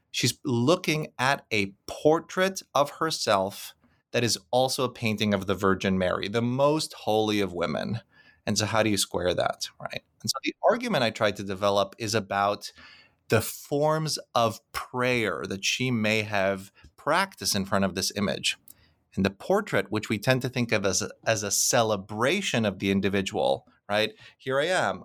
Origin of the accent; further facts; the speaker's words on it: Krakow, Lesser Poland, Poland; moved away; Krakow, which happens to be my hometown